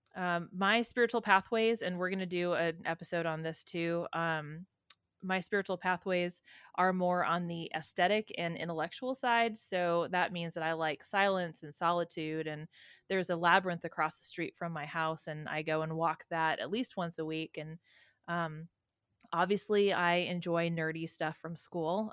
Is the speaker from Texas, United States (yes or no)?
no; San Francisco, California, United States; I was raised in San Francisco